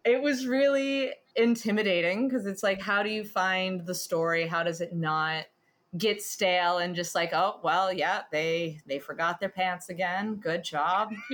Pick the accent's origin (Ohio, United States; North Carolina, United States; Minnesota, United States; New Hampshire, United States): Ohio, United States; Athens; moved away as an adult; now in New York, United States; I born, bred, and raised in Athens, Ohio